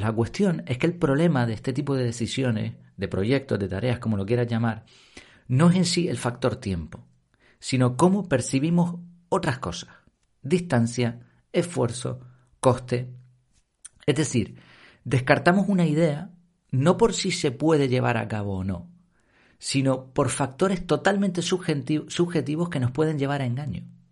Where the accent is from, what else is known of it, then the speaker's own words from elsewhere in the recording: Madrid, Community of Madrid, Spain; now in Canary Islands, Spain; Yo nací allí en Madrid